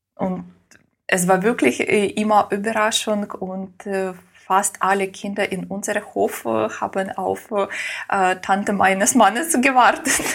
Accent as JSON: {"language": "German", "country": "Ukraine", "tie": "born or raised there", "also_born_or_lived": "Moscow, Russia", "first_language": "Russian", "second_language": "German", "moved": "yes", "said": "Muttersprache war Russisch. aber in der Schule habe ich auf Ukrainisch äh, gelernt"}